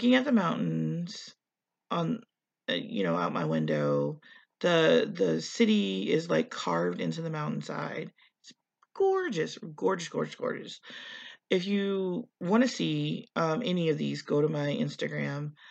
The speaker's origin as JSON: {"language": "English", "region": "Indiana", "country": "United States", "said": "I come from Indiana. We're pretty landlocked except for Lake Michigan."}